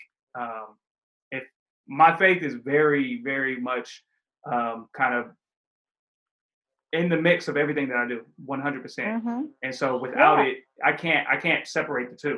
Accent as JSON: {"language": "English", "town": "Highland Park", "country": "United States", "said": "I come from Highland Park"}